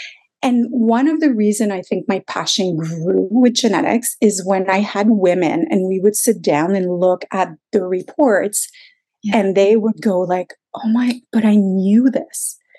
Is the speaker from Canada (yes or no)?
yes; Quebec, Canada; moved away as an adult; now in Toronto, Canada; because I was a lawyer from Quebec, we had postponed moving to Toronto.